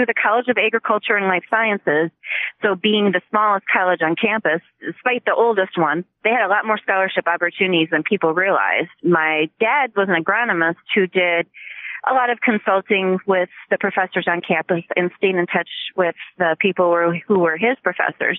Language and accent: English; Stoughton, Wisconsin, United States; also born or lived in Port Washington, Wisconsin / Freeport, Illinois / Rockford, Illinois / Milwaukee, Wisconsin; I pretty much grew up just 3 miles outside of Stoughton, went to high school there